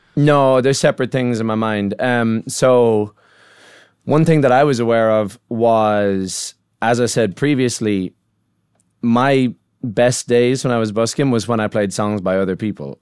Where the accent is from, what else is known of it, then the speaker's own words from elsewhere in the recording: Ireland; as an Irish songwriter